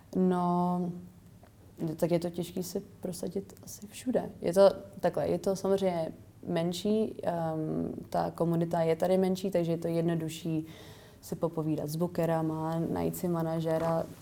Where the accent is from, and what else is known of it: Czechia; moved away as an adult; also born or lived in England